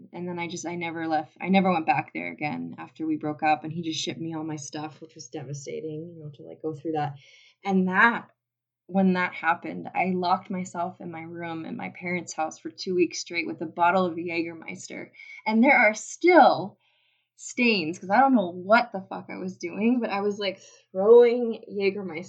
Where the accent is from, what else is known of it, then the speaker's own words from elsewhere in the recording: United States; moved away as an adult; also born or lived in Germany; I'm American